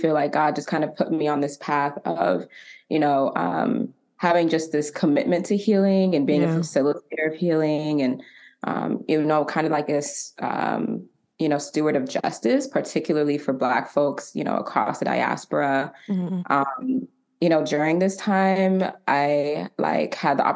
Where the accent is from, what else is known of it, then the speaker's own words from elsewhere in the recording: Atlanta, Georgia, United States; also born or lived in Marietta, Georgia; I was born and raised in Atlanta, Georgia. A proud ATLian